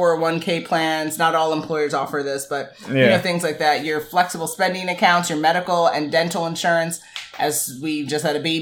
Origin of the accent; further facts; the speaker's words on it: New York, United States; being that we're from New York